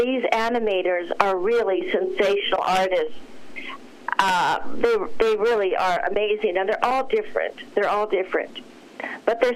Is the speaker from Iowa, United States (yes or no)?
no; Los Angeles, California, United States; I grew up in Los Angeles